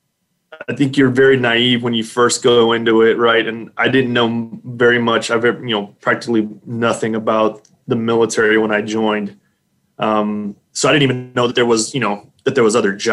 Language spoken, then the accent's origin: English; Dilley, Texas, United States; also born or lived in San Antonio, Texas; I grew up here in South Texas, about an hour south of San Antonio. There's a little bitty town there called Dilley